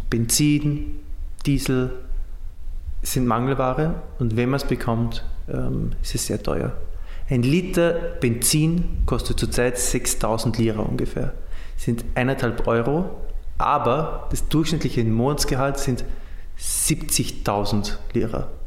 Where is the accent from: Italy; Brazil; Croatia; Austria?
Austria; now in Syria; Äh, Franzos, Pole, ein Österreicher, das bin ich, ein Ägypter und ein Syrer.